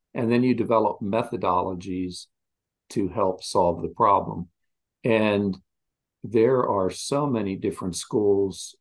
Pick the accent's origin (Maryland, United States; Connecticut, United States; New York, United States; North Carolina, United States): Maryland, United States; Westminster; moved away; also born or lived in Virginia; I grew up in Westminster, Maryland.